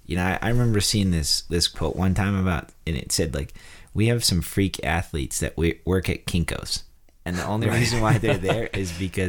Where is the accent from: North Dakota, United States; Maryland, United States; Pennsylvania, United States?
North Dakota, United States; moved away; I come from a farming background, you know, I'm a redneck from North Dakota